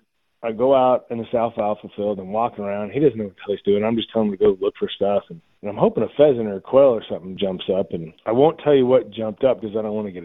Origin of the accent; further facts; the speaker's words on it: Idaho, United States; I'm born and raised in Idaho.